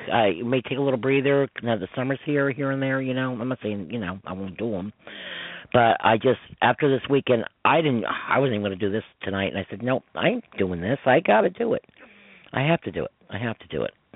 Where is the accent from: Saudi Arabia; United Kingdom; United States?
United States; Westchester, New York; from New York, from Westchester